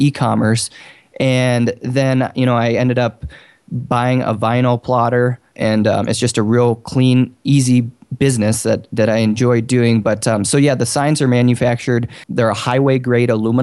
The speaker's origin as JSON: {"language": "English", "town": "Bozeman", "region": "Montana", "country": "United States", "said": "I'm from Bozeman, Montana."}